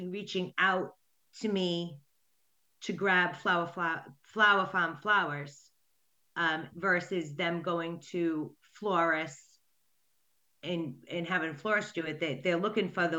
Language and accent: English; Coventry, Rhode Island, United States; I'm from Rhode Island, Coventry, to be exact.